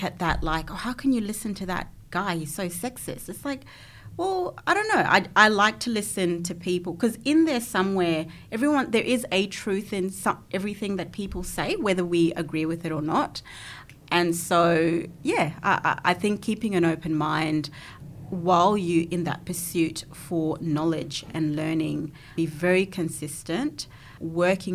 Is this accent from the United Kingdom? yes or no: no; Zimbabwe; now in Australia; growing up in Zimbabwe, I probably came from a more privileged background as well.